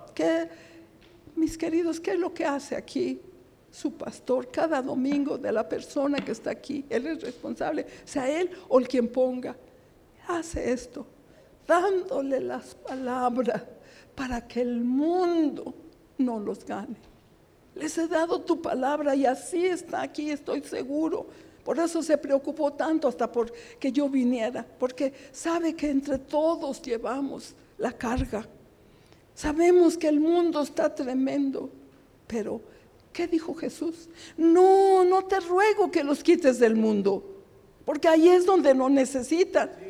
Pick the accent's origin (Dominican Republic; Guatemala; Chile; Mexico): Mexico; Somos mexicanos, gracias a Dios, con mucho orgullo